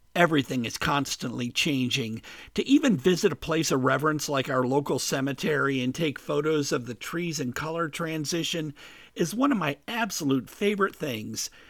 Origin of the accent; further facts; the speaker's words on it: Midwest, United States; moved away as an adult; also born or lived in Caribbean / South Florida; I grew up in the Midwest